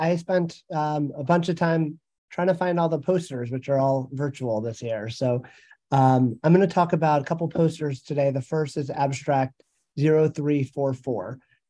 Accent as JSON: {"language": "English", "region": "New Jersey", "country": "United States", "said": "from New Jersey."}